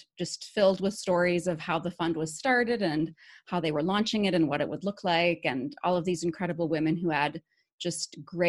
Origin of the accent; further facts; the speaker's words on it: Appleton, Wisconsin, United States; moved away as an adult; I am originally from Appleton. I grew up right on College Avenue near Lawrence, about three blocks away, and I graduated from Appleton East High School.